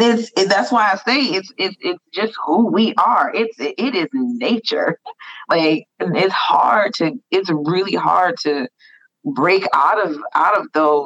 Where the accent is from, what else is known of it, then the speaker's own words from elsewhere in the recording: United States; I was born and raised in America.